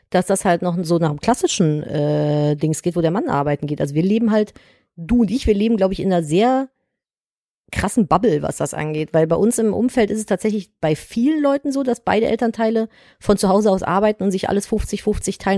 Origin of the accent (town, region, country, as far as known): the West, West Germany, Germany